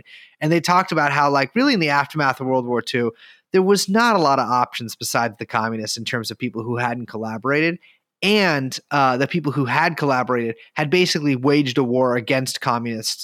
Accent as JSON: {"language": "English", "country": "United States", "said": "me as an American"}